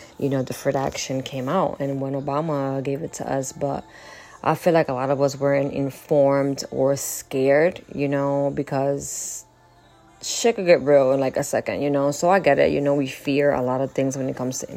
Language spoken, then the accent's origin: English; United States; also born or lived in Dominican Republic; I've been here, since 9, went to, you know, elementary school here. I went to high school here